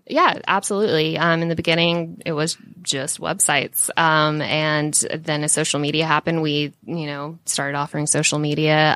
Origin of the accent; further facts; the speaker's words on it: Jonesboro, Georgia, United States; I grew up and lived in Jonesboro